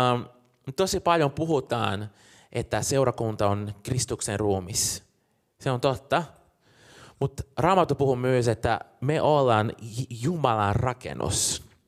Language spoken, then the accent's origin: Finnish; Brazil; now in Helsinki, Finland; mä oon Brasiliasta kotoisin